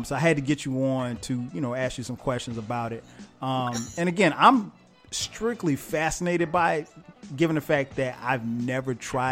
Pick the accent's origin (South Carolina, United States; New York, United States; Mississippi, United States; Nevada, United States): South Carolina, United States; I'm from South Carolina.